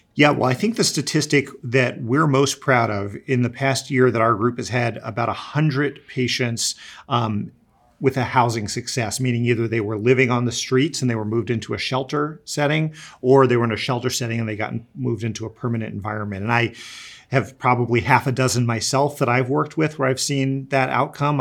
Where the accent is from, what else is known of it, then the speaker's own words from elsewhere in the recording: East Coast, United States; I grew up in the East Coast